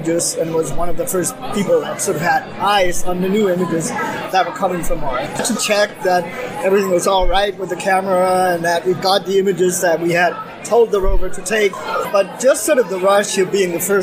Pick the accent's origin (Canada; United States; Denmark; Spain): Denmark; I am from Denmark, and I work at the University of Copenhagen